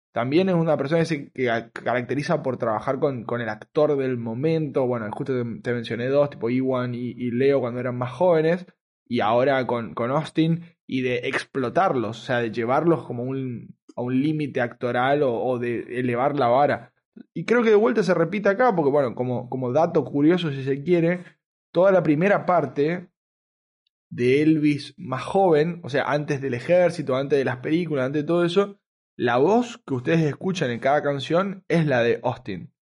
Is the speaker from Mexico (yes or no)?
no; Argentina; el, argentino que, soy, y, era